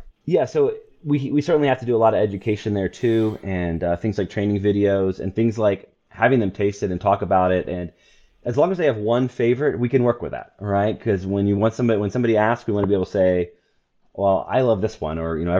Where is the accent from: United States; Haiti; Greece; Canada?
Haiti; Port-au-Prince, Ouest; I was a missionary kid. So I was born in Haiti, grew up in Port-au-Prince.